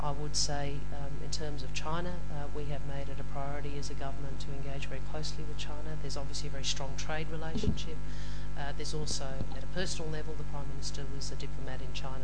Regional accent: Adelaide, South Australia, Australia; I come from Adelaide in South Australia

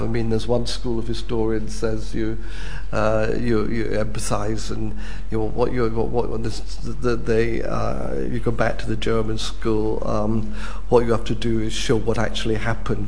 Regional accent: Scotland, United Kingdom; as a Scot

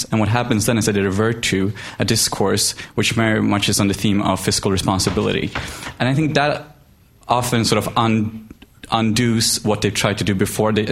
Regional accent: Sweden; moved away as an adult; now in London, United Kingdom; Um, I study here at LSE and I'm from Sweden.

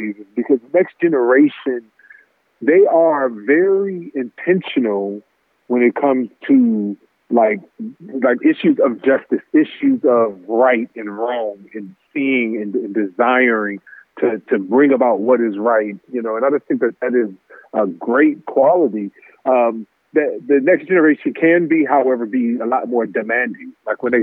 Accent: Los Angeles, California, United States; I'm born in LA. You know, I grew up in the Magic era

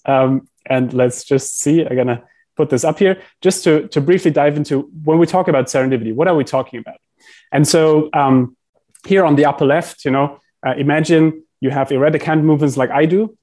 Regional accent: Heidelberg, Baden-Württemberg, Germany; I grew up in Heidelberg in Germany

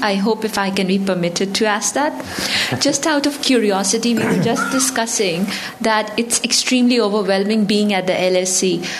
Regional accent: Pakistan; now in London, United Kingdom; I'm originally from Pakistan and a student here doing law and accounting masters.

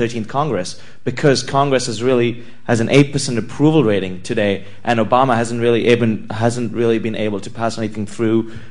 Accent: Dubai, United Arab Emirates; I'm from Dubai

